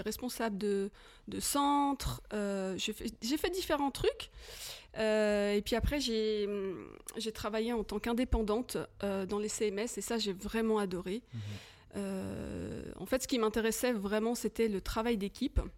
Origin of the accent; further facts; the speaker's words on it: France; moved away as an adult; now in Switzerland; je suis française d'origine, mais ça fait plus de 23 ans hein, que, j'habite en Suisse